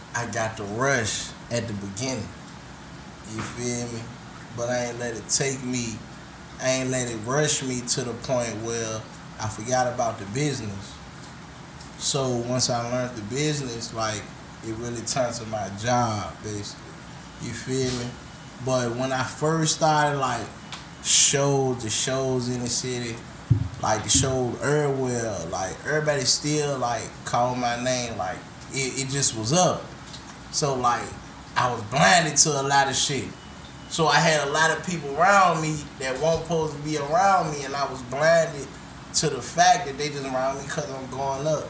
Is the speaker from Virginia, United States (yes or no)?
yes; Richmond, Virginia, United States; I grew up from the bottom. I'm from Richmond, Virginia.